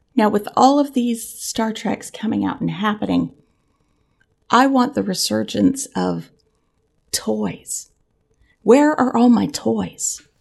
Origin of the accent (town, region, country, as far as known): Central Florida, United States